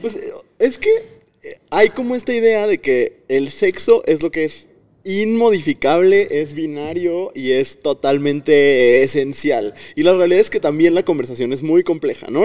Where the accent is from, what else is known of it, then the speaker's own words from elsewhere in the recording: Tamaulipas, Mexico; now in Guanajuato, Mexico; soy de Tamaulipas, pero vivo en Guanajuato